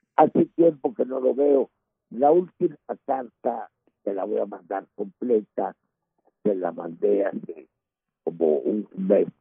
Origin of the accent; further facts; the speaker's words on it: Mexico; Yo soy el mexicano